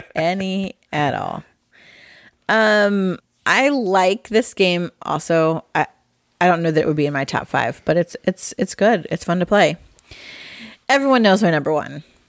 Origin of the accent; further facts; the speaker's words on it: Midwest, United States; I'm from the Midwest